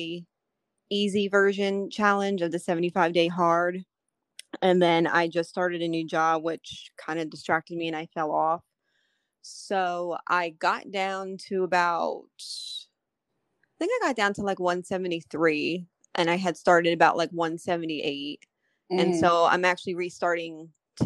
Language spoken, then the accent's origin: English; New York, United States; moved away as an adult; now in North Carolina, United States; I'm from New York. So we got married in New York and then we moved down here to North Carolina where we're at now